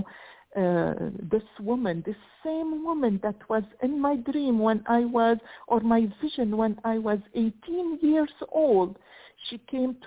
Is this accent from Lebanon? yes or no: yes; Lebanon; moved away; I was raised in Lebanon in the Middle East, but we were Roman Orthodox.